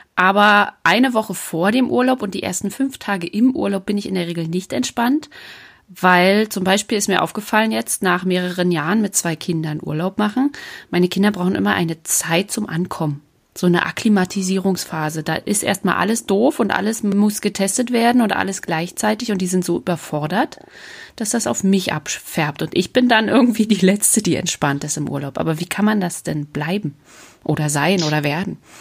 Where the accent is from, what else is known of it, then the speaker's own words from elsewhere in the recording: Uckermark, Brandenburg, Germany; moved away; Uckermark ist ja meine alte Heimat äh, als Uckermärker Perle